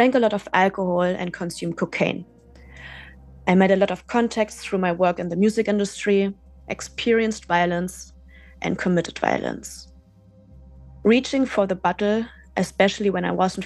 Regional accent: Germany; moved away as an adult; also born or lived in Berlin; my hometown in West Germany

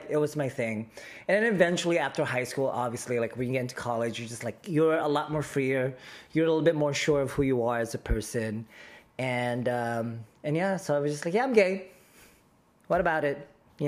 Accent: Manila, Metro Manila, Philippines; born there; I was born in the Philippines. I'm very proud to be the son of our motherland, and specifically Manila.

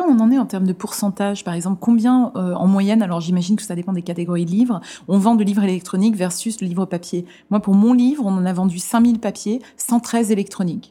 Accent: Lorraine, Grand Est, France; j'ai grandi en ZEP, fin fond de la Lorraine

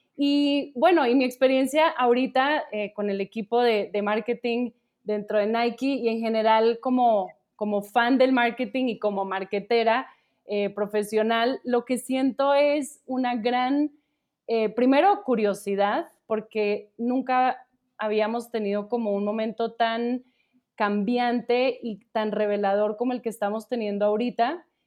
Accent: Colombia; now in Mexico; yo soy colombiana pero pues llevo, llevo ya aquí mucho tiempo, entonces ya también hablo como de nosotros los mexicanos

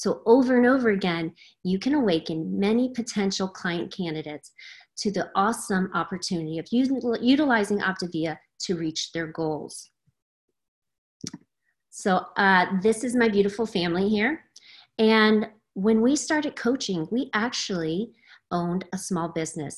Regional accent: Louisiana, United States; moved away as an adult; now in Cave Creek, United States; I am in Cave Creek, Arizona, originally from Louisiana

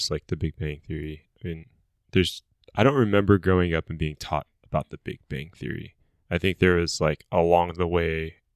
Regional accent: Egypt; also born or lived in Lebanon; I'm fully Egyptian. I was born in Lebanon.

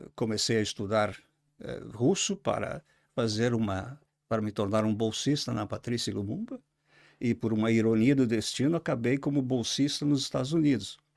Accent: Caxias do Sul, Rio Grande do Sul, Brazil; accent: southern Brazil; moved away as an adult; also born or lived in England / Beja, Portugal; now in Portugal; Nasci numa, numa pequena cidade, do, uma, uma cidade industrial no sul do Brasil, chama-se Caxias do Sul, é, uma antiga colônia italiana. É, Sou descendente de, de quatro famílias, os avós do norte da Itália, é, modestos, e uh, fiz toda a educação, minha educação uh, em Caxias do Sul

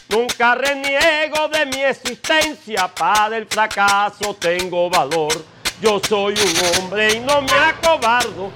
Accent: Caracolí, La Guajira, Colombia; also born or lived in San Juan del Cesar; cuando me vine de, del pueblo de, de Caracolí y aterricé en San Juan del Cesar

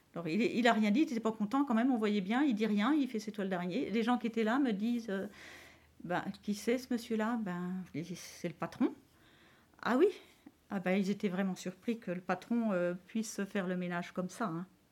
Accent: Châtillon, France; j'étais de Châtillon

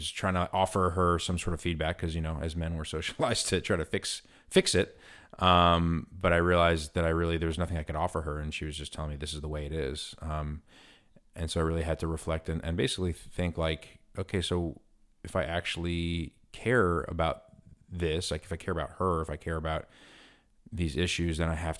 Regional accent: New York City, New York, United States; growing up in New York City and being surrounded in very sort of multiracial communities

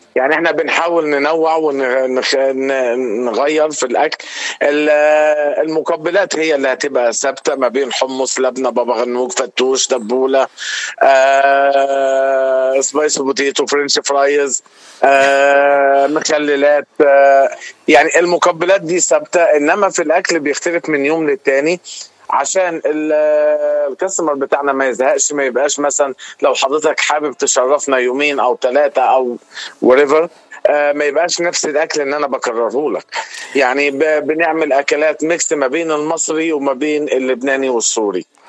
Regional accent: Upper Egypt, Egypt; moved away as an adult; now in United States; انا من مصر تحديدا من الصعيد ليا 15 سنه في امريكا

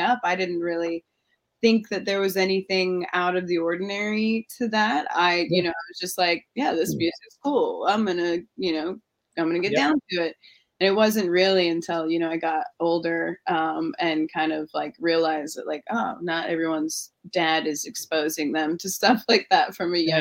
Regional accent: Salt Lake City, Utah, United States; moved away; I grew up in Salt Lake City, Utah.

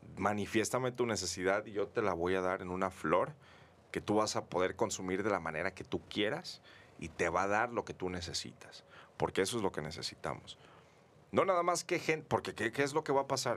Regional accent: Mexico; nosotros como mexicanos

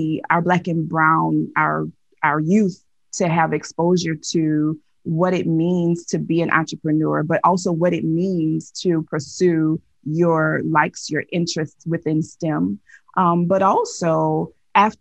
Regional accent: Nigeria; So I am Nigerian

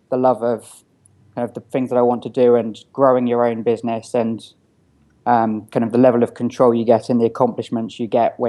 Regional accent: Eastbourne, South East England, United Kingdom; moved away; I'm originally from a small town called Eastbourne in England. I think it's got the highest volume of over 60s per square foot anywhere in the world.

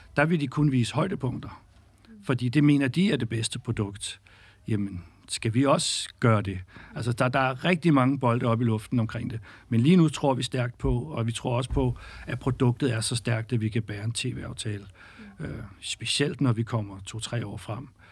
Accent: Birkerød, Capital Region of Denmark, Denmark; har selv spillet fodbold som ung knægt i Skjold Birkerød

